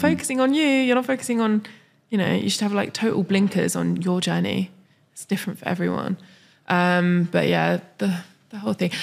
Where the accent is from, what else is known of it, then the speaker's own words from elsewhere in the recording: London, United Kingdom; moved away; I'm from London